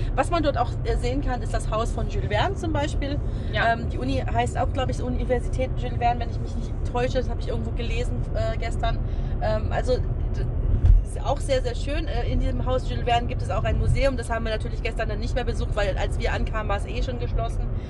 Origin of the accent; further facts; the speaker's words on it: Germany; bei uns in Deutschland